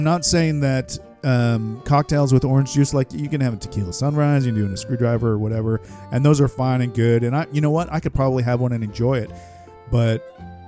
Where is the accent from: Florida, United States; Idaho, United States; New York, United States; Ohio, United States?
Florida, United States; I'm a bit of an orange juice snob, growing up in Florida, stealing oranges from my neighbor's tree